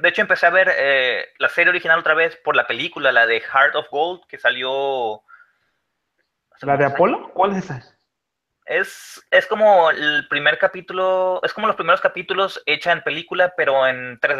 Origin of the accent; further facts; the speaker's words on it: Mexico; A huevo, como buen mexicano.